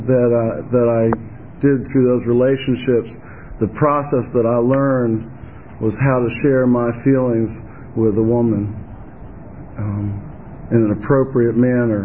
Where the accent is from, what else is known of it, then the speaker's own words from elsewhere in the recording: Virginia, United States; I'm from Virginia, honey. Home of the Virginia region